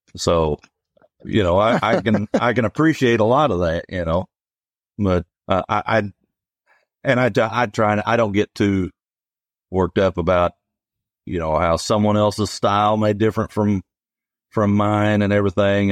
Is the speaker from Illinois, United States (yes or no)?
yes; Eldorado, Illinois, United States; I grew up in El Dorado.